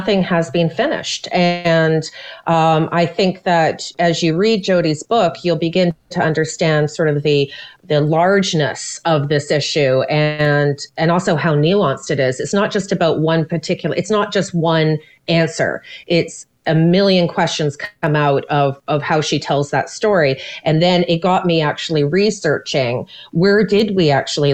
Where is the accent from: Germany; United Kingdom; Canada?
Canada; I'm a Canadian.